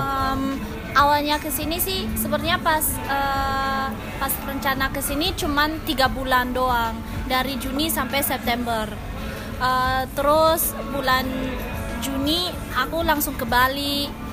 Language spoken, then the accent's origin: Indonesian; Germany; moved away as an adult; now in Indonesia; aku kan besarnya di Jerman